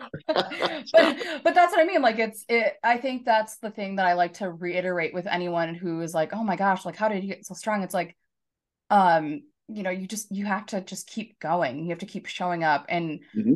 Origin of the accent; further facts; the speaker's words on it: Chanhassen, Minnesota, United States; also born or lived in Shakopee; Chanhassen is my hometown